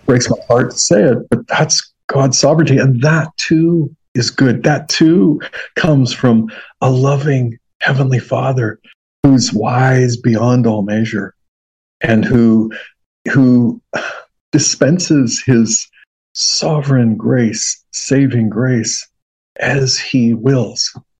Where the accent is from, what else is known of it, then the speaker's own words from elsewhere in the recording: Western Washington State, United States; moved away as an adult; now in Carolinas, United States; we're from Western Washington State.